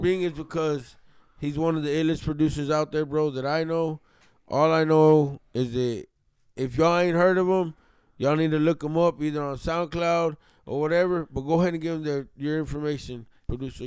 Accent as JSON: {"language": "English", "region": "Texas", "country": "United States", "tie": "born or raised there", "said": "I'm from Texas, man, so I grew up around a lot of that drill shit"}